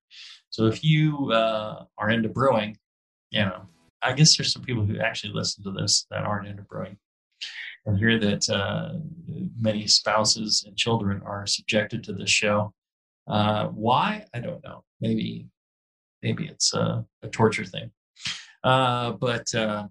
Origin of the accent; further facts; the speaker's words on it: United States; as a simple American